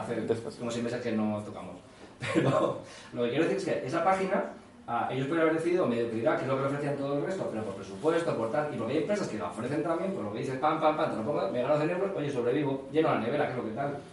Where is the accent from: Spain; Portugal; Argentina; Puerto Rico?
Spain; Mislata, Valencian Community; yo soy de Mislata